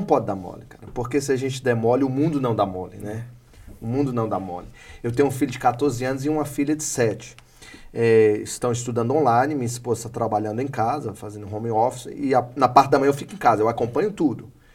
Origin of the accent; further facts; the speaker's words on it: Northeast Region, Brazil; Sou nordestino, cabra macho